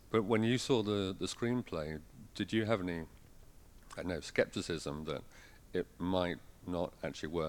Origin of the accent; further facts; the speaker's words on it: England, United Kingdom; I'm from England.